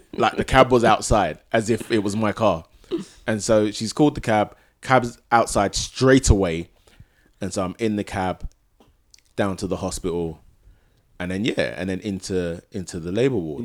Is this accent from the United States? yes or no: no; Ghana; both Nana and I are, are from Ghana